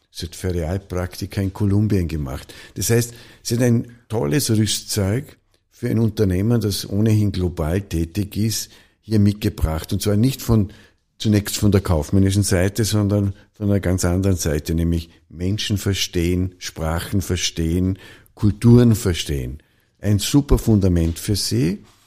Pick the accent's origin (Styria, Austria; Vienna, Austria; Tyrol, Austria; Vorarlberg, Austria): Vorarlberg, Austria; in Vorarlberg, in einem Dorf in Nützedas, wo ich aufgewachsen bin